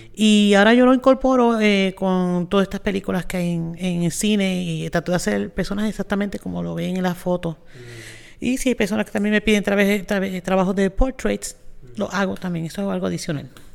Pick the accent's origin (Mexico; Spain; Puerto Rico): Puerto Rico; Mayagüez; soy aquí de Mayagüez